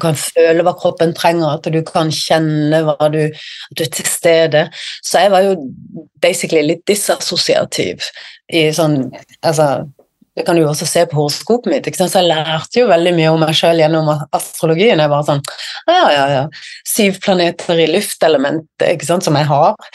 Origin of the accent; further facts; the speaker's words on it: Sørlandet, Southern Norway, Norway; moved away as an adult; now in Bergen, Norway; i hjertet mitt så er jeg jo sørlending